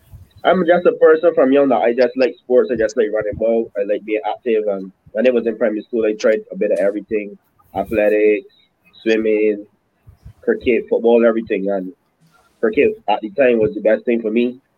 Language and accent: English; New York, United States; born there; also born or lived in Barbados; I was born in New York, Queens, mm-hmm. obviously, but my parents, both my parents from Barbados, so they actually moved back to Barb